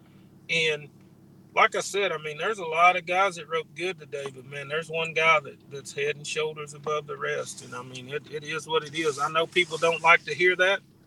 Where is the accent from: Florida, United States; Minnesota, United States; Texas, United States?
Texas, United States; Cypress; Around home where I grew up at in Cypress